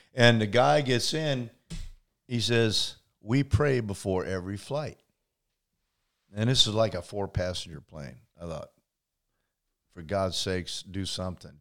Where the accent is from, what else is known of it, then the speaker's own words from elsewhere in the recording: Indiana, United States; i grew up in uh, in indiana